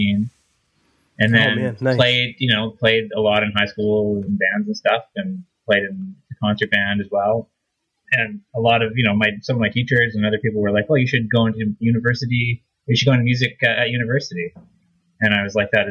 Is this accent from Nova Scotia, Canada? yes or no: no; Saskatchewan, Canada; moved away as an adult; now in Toronto, Canada; the university of my hometown